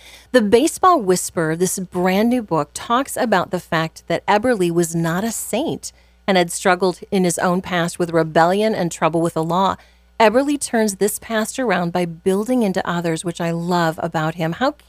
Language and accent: English; Clarinda, Iowa, United States; As someone who personally grew up in Clarinda, I can tell you that it was a community that was proud of the good work